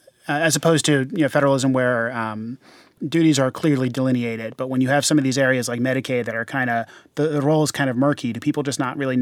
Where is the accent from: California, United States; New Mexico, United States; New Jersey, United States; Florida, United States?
New Jersey, United States; I come from New Jersey.